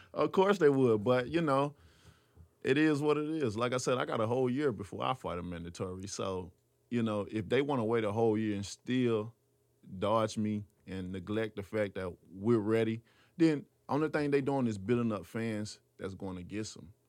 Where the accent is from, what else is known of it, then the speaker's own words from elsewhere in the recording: Tuscaloosa, Alabama, United States; I'm from Tuscaloosa, Alabama, so we all about football and basketball